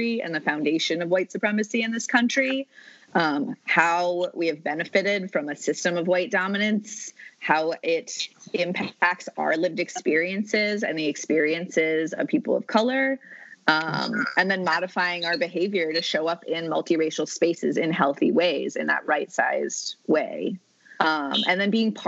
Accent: New England, United States; I'm from New England, and it's like the land of the colorblind

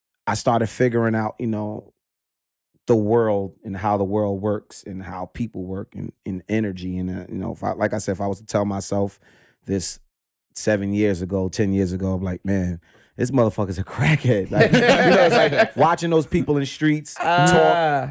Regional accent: New York City, New York, United States; Crown Heights, pretty much raised, well, born

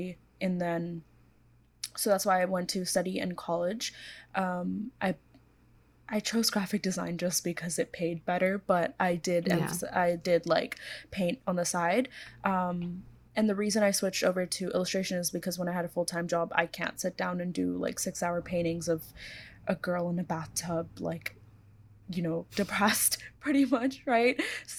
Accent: Hong Kong; also born or lived in India / Korea / United States; So I was born in India, but I grew up in Korea for a few years and then mostly Hong Kong.

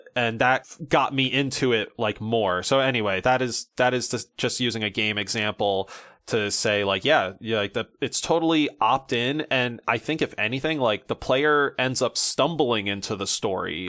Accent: United States; as a American man

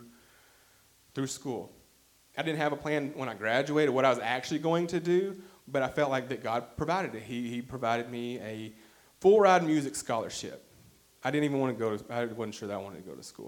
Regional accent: Arkadelphia, Arkansas, United States; my hometown of Arkadelphia

